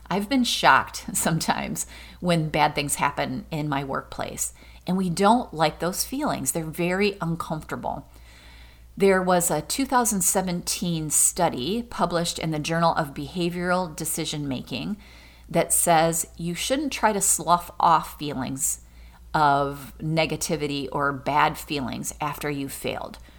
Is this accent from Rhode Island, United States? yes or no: no; Michigan, United States; Michigan State was my school because I was from Michigan